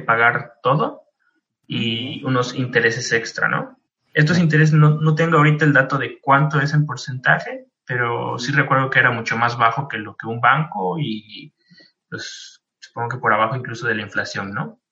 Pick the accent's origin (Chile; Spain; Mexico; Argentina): Mexico; moved away as an adult; now in Munich, Germany; llegué a México